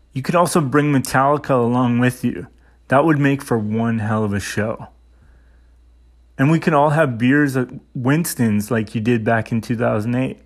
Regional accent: Saskatchewan, Canada; my hometown in Saskatchewan

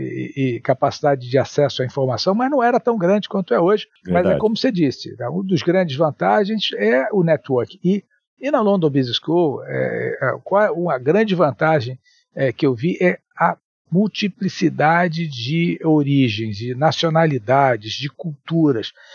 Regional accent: Rio de Janeiro, Brazil; also born or lived in Espírito Santo; Sou é, capixaba, é, mas morei a maior parte da minha vida no Rio

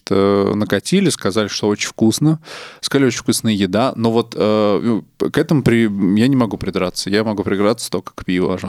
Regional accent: Nizhny Novgorod, Nizhny Novgorod Oblast, Russia; я из Нижнего.

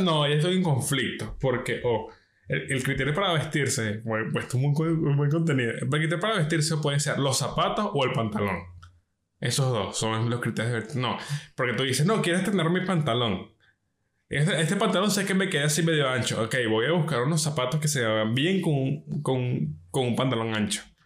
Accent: Venezuela; como venezolano

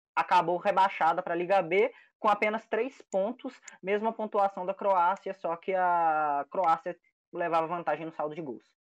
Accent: Brazil; nós brasileiros

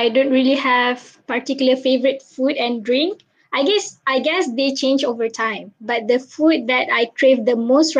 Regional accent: Bandar Baru Bangi, Selangor, Malaysia; I am turning 22 years old this June. I was born and raised in Bandar Baru Bangi, Selangor, and also currently living here.

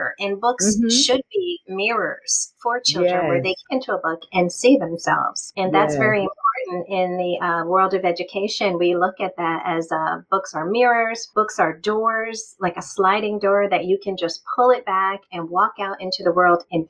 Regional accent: Michigan, United States; I am from Michigan

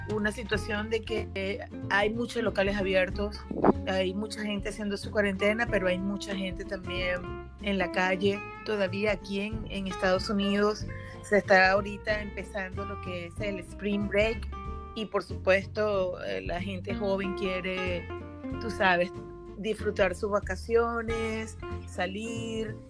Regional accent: Venezuela; yo soy venezolana

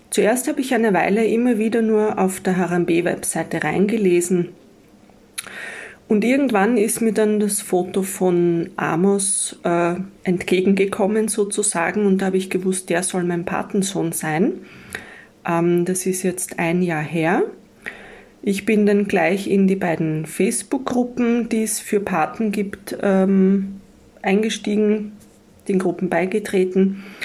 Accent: Austria; ich komme aus Österreich.

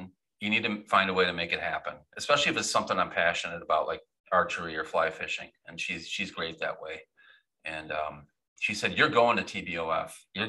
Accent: Michigan, United States; moved away; I was born in Michigan

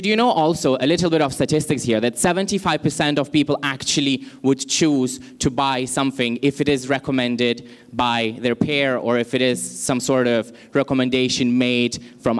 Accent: Lithuania; now in Malaysia; Originally, I come from Lithuania, but I've been in Malaysia for quite some time.

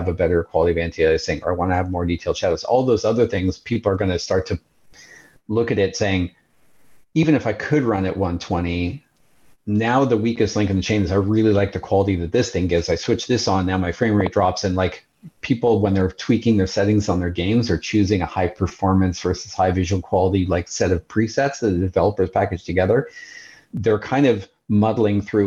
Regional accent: Montreal, Quebec, Canada; moved away; I have a good friend, a high school friend that I grew up with back in Montreal

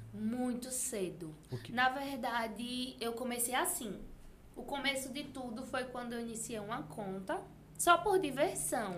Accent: Água Branca, Alagoas, Brazil; Eu sou de Água Branca

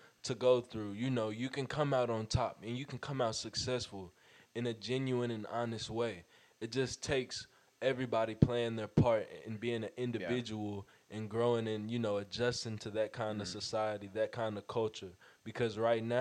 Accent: Fort Worth, Texas, United States; I'm from Fort Worth

